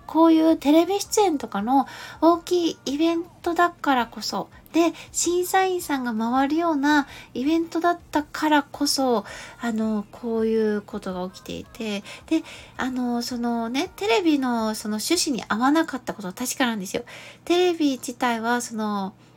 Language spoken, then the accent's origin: Japanese; Gifu, Japan; 私は岐阜出身ですけど